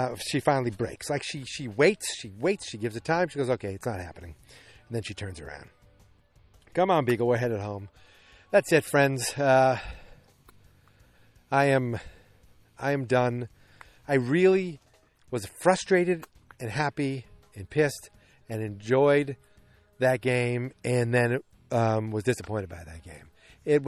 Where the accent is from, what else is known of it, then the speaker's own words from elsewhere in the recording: Boston, Massachusetts, United States; accent: Boston; my Boston accent